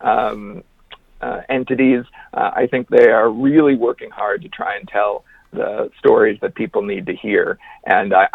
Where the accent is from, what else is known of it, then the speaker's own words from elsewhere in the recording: Wisconsin, United States; I grew up in Wisconsin